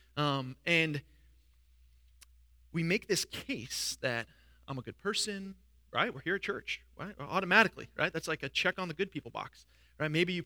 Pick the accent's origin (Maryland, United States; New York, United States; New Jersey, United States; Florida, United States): New York, United States; moved away as an adult; I was from New York